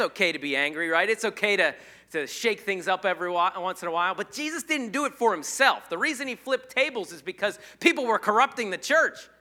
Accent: United States; I'm not an American Christian. I'm a Christian American.

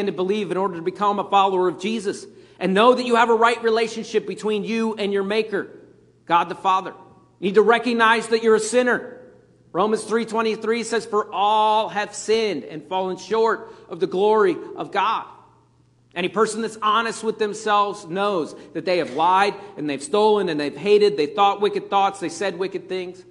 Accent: Pennsylvania, United States; moved away as an adult; I grew up in Pennsylvania, and at that point, when I left Pennsylvania, they didn't really have Chick-fil-A's up there

